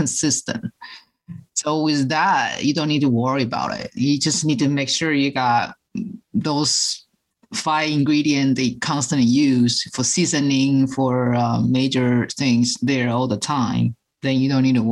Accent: Taiwan; moved away; I'm original from Taiwan, and my parents, we cook all the traditional Chinese way

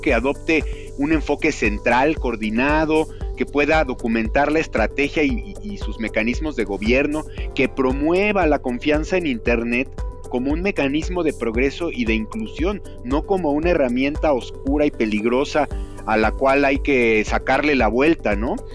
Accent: Mexico; tenemos como mexicanos

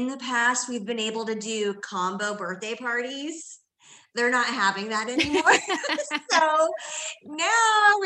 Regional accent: Indiana, United States; also born or lived in Washington, D.C. area / Seattle; now in Indianapolis, United States; I'm a Midwestern girl at heart, born and raised in Indiana

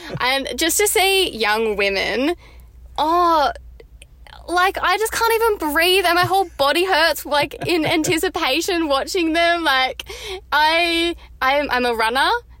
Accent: New South Wales, Australia; moved away as an adult; now in Melbourne, Australia; So I grew up in New South Wales. So I grew up South Sydney Rabbitohs, if that means much.

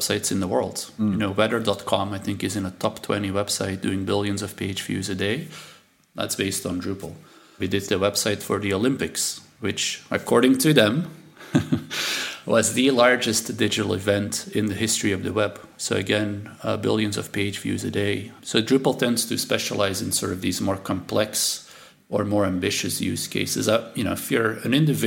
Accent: Belgium; first language Dutch; English is a second language; moved away; I'm from Belgium, and so my family's here

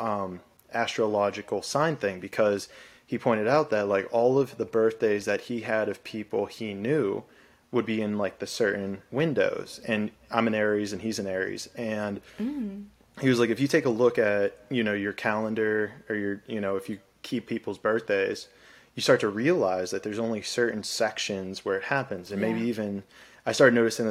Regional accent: Pittsburgh, Pennsylvania, United States; I come from the East Coast, Pittsburgh, where I'm at now

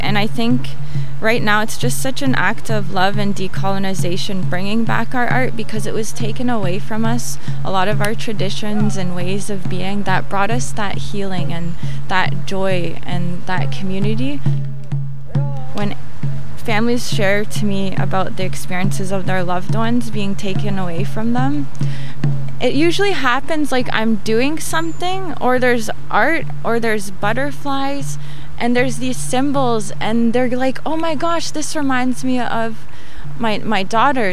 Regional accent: Toronto, Ontario, Canada; I'm from Toronto

